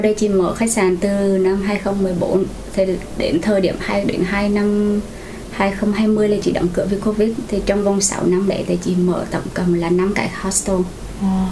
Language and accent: Vietnamese; Quảng Trị, Vietnam; moved away as an adult; also born or lived in Hue; now in Ho Chi Minh City, Vietnam; chị người gốc ở Quảng Trị, chị đến ở Sài Gòn khoảng 12 năm rồi